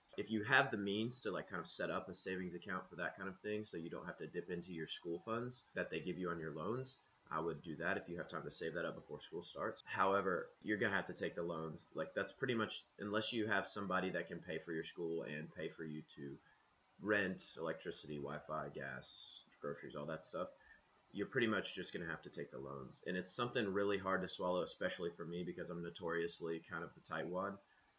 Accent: Crossville, Tennessee, United States; Crossville. It's like an hour away.

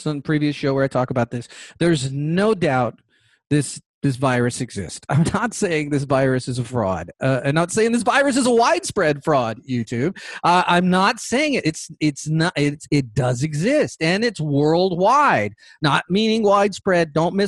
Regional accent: Orange County, California, United States; moved away as an adult; also born or lived in Bay Area, California; now in Georgia, United States; But originally, I was born in California. I was born in Orange County specifically, lived in the Bay Area as a young adult.

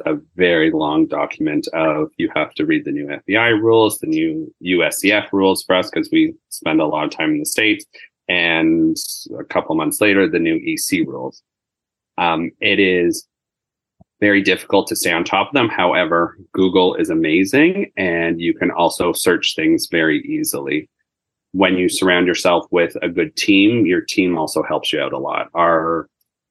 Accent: Markham, Ontario, Canada; I grew up in Markham

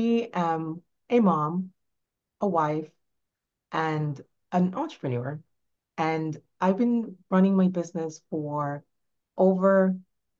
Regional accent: Jamaica; also born or lived in New York; now in Florida, United States; I grew up in Jamaica, in rural Jamaica

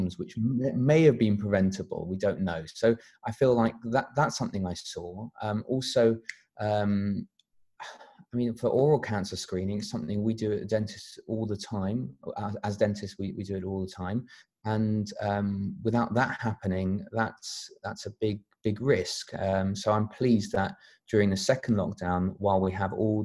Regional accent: London, United Kingdom; also born or lived in Sheffield; I grew up in North London, close to the FMC office

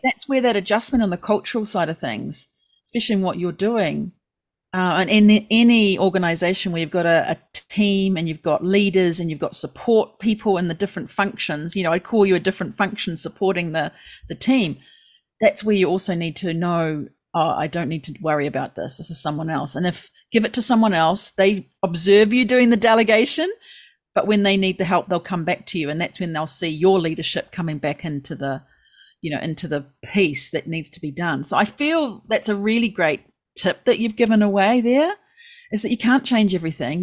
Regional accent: New Zealand; now in Japan; we Kiwis coming into Japan

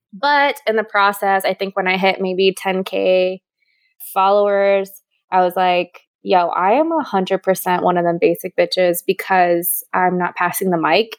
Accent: Hawaii, United States; now in Austin, United States; I was born and raised in Hawaii. I now live in Austin, Texas

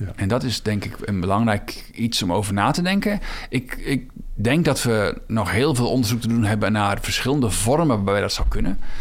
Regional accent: Netherlands; Ik ben geboren in de Biesbos.

